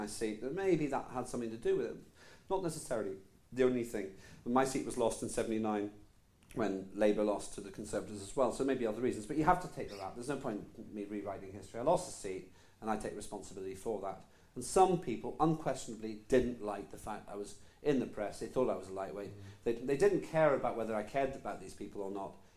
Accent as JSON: {"language": "English", "region": "Northern Ireland", "country": "United Kingdom", "tie": "born or raised there", "also_born_or_lived": "Newcastle upon Tyne", "first_language": "Estonian", "second_language": "English", "moved": "yes", "said": "In Northern Ireland, there weren't that many Estonians. There were 12 of us"}